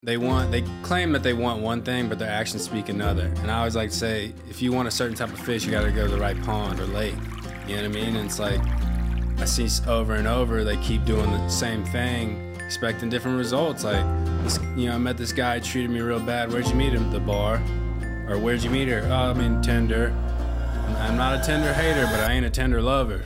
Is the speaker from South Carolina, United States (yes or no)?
yes; Myrtle Beach, South Carolina, United States; moved away as an adult; now in Hawaii, United States; I grew up in Myrtle Beach